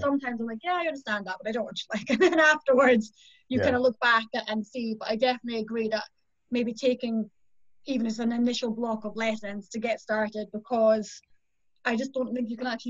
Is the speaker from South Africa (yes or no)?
no; just outside St Andrews, Scotland, United Kingdom; I grew up in just outside St Andrews